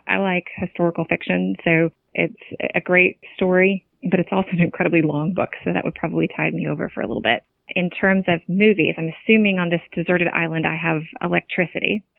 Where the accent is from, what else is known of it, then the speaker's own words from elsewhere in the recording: California, United States; now in Virginia, United States; I grew up out in California